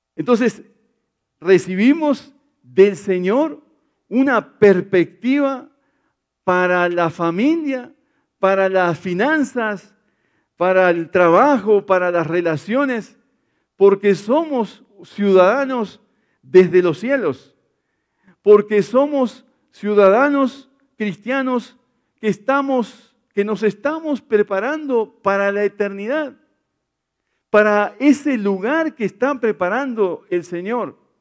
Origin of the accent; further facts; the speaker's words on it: Brazil; now in Colombia; en mi país sí, en Brasil